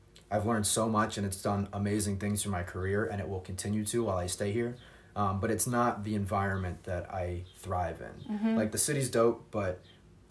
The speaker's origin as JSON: {"language": "English", "area": "Baltimore County", "region": "Maryland", "country": "United States", "tie": "born or raised there", "moved": "as an adult", "lives_now": "Chicago, United States", "said": "I grew up in Baltimore County, which is similar, close to Baltimore City."}